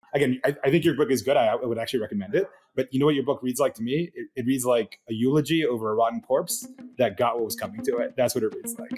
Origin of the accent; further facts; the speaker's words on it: Miami, Florida, United States; now in San Francisco, United States; I was raised in Miami